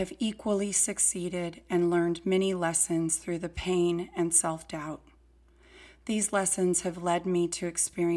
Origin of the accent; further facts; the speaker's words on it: Fresno, California, United States; I was born and raised in Fresno, California.